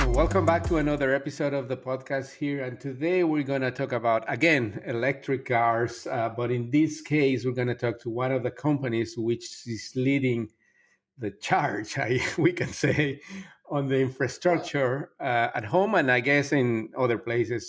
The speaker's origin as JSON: {"language": "English", "town": "Miami", "region": "Florida", "country": "United States", "tie": "born or raised there", "said": "a company that is based in Miami, in my hometown"}